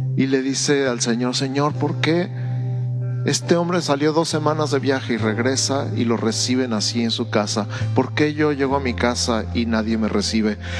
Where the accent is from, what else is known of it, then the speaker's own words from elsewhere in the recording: Mexico; Antes que ser mexicano, soy ciudadano del cielo. Soy embajador del cielo en México